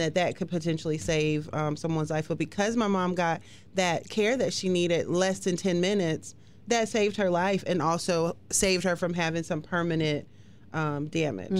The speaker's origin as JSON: {"language": "English", "region": "West Coast", "country": "United States", "also_born_or_lived": "North Carolina", "moved": "yes", "lives_now": "Hampton Roads, Virginia, United States", "said": "I'm from the West Coast, but moved to the East Coast"}